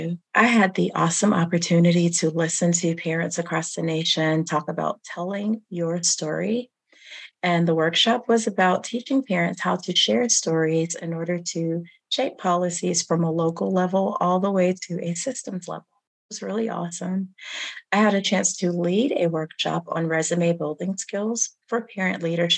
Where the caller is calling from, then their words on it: North Carolina, United States; And I am tuning in from Guilford County, North Carolina, home to the Shara, the Kiawe, and several other tribes.